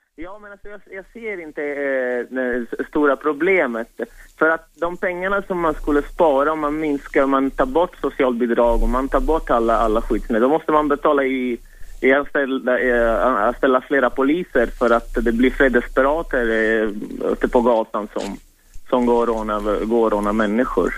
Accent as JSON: {"language": "Swedish", "country": "Italy", "second_language": "Swedish", "moved": "as an adult", "lives_now": "Sweden", "said": "jag är själv egentligen från Italien"}